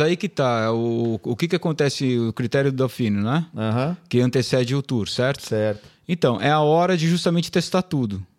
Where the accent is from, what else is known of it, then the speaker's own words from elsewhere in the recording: São Paulo, Brazil; a gente é da ZN, né? Zona Norte, Zona São Paulo